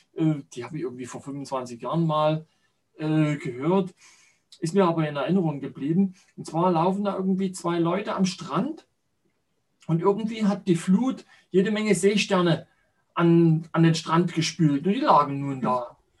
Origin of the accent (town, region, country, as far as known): central Saxony, Germany; born or raised there